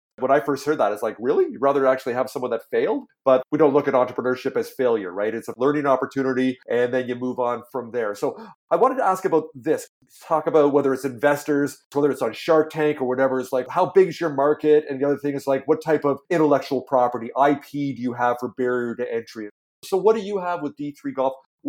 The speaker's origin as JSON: {"language": "English", "town": "Toronto", "region": "Ontario", "country": "Canada", "tie": "born or raised there", "moved": "yes", "said": "and I grew up in Toronto, so I got lots of friends back east"}